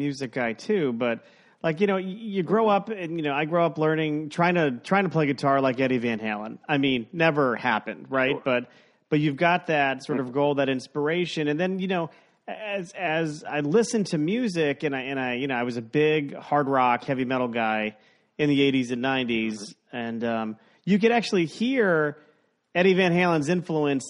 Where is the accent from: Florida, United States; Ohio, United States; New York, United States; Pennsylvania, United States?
Florida, United States; South; I grew up in South Florida